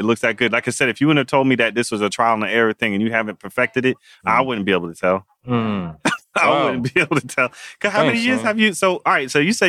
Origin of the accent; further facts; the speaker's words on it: New Haven, Connecticut, United States; That's where we were born. We're from New Haven.